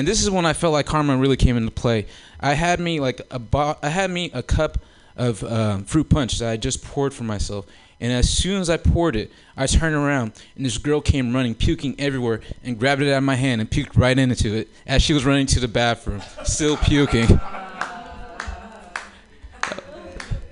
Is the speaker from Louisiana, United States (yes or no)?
no; Oakland, California, United States; growing up in Oakland